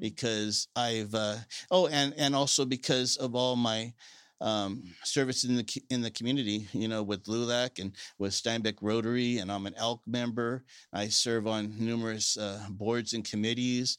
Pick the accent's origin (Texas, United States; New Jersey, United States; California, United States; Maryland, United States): California, United States; Salinas; I'm a lifelong resident of Salinas